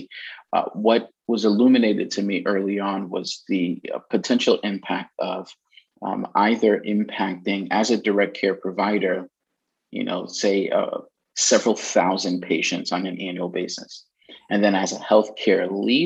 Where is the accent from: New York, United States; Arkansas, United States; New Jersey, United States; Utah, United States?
New York, United States; New York City; moved away as an adult; also born or lived in Queens, New York / Boston, Massachusetts; now in Massachusetts, United States; I'm originally Brooklyn, New York. I was born in Queens